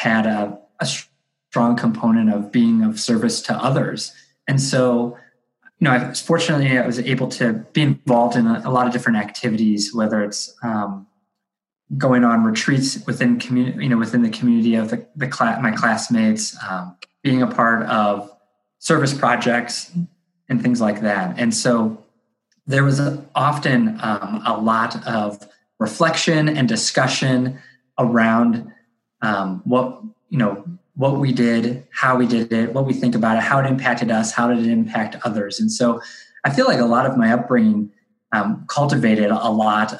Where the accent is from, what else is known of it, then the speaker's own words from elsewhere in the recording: Akron, Ohio, United States; I grew up in Akron, Ohio, which is like the northeast part of the state.